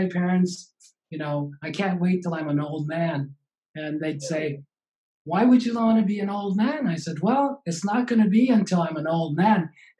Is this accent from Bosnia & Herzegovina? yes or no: no; Japan; I grew up in Japan, of course, and in our little neighborhood, two houses down was